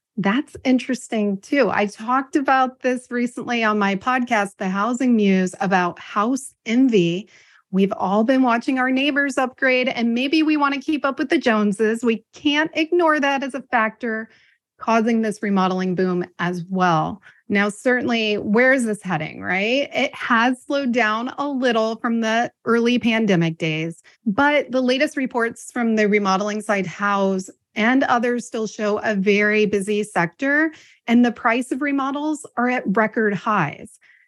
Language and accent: English; Ohio, United States; also born or lived in Washington, D.C. / Palm Springs, California / Texas; from Washington, D.C. to Palm Springs, California, to Texas, and now Ohio. Ohio's my hometown.